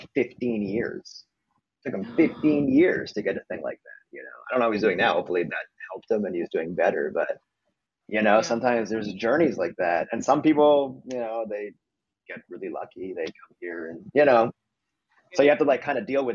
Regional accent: Montreal, Quebec, Canada; moved away as an adult; I'm from Montreal, Canada

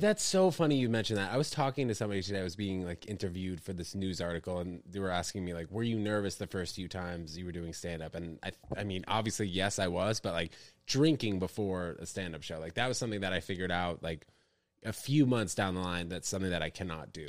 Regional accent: New York, United States; also born or lived in New Brunswick, New Jersey; was born in that hospital, spent six weeks in New Jersey, and then my family moved to New York

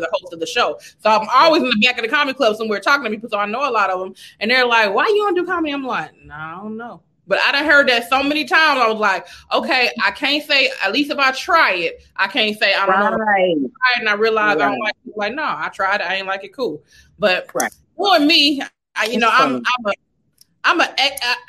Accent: Carson, California, United States; moved away; I come from Carson

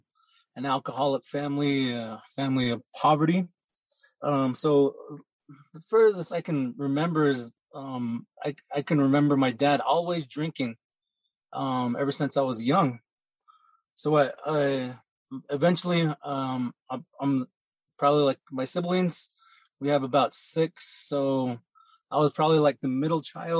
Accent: north of Chinle, Arizona, United States; I grew up on the Navajo Reservation, a little bit north of Chinle, Arizona

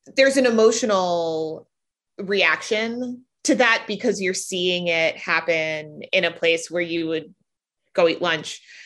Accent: Silver Spring, Maryland, United States; also born or lived in Boston; now in Washington, D.C., United States; I hail from just outside Washington, D.C. I'm from Silver Spring, Maryland, and read the city paper in high school

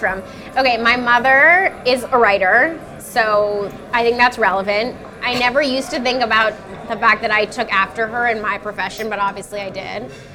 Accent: New York City, New York, United States; I'm a New Yorker to my core. Like, I'll never leave.

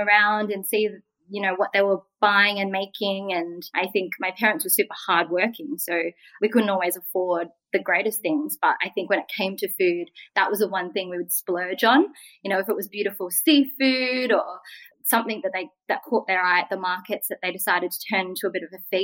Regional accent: Australia; I'm Vietnamese Australian.

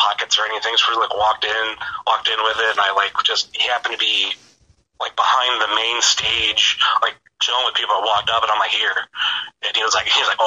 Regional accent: Northeast Ohio, United States; I am from Northeast Ohio

